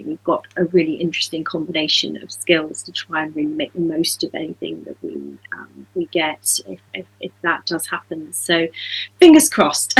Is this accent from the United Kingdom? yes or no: yes; Dorset, West Country, South West England, United Kingdom; moved away; also born or lived in Devon; I grew up in West Country in Dorset, and my family's also from Devon.